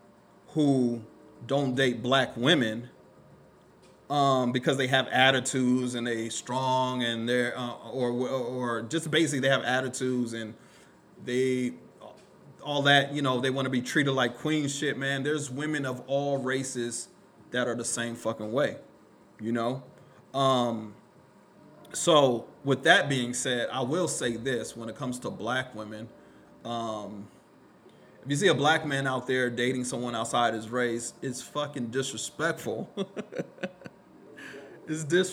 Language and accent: English; Killeen, Texas, United States; I grew up in Killeen